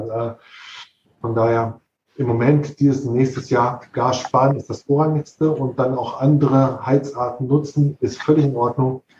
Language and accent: German; North Rhine-Westphalia, Germany; Ich bin, bin ursprünglich eigentlich Ostwestfale